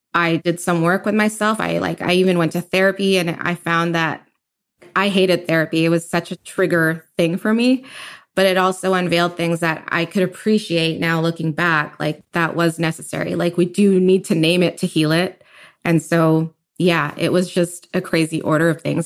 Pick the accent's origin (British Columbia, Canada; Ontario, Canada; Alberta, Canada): British Columbia, Canada; Richmond; also born or lived in Kitsilano, Vancouver; now in Vancouver, Canada; I grew up in Richmond all my life, and I moved to Kitsilano, like, three years ago